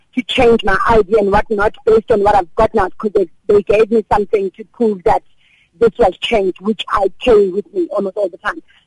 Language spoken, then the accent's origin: English; South Africa; also born or lived in Durban; South African consumers